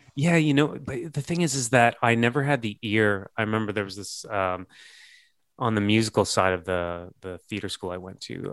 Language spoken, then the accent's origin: English; Canada; growing up in Canada